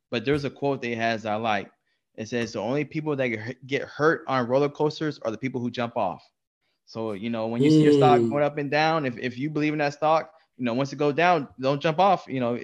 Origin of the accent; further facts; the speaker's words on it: Texas, United States; we're all from Texas